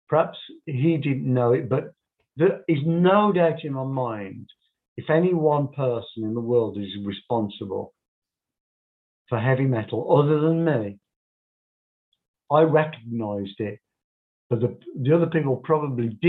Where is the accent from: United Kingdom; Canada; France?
United Kingdom; Birmingham, West Midlands; Birmingham, my hometown